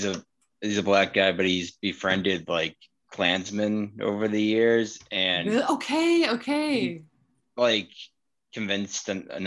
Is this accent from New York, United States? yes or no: no; Wakefield, Massachusetts, United States; I'm still in the same town that I'm from, Wakefield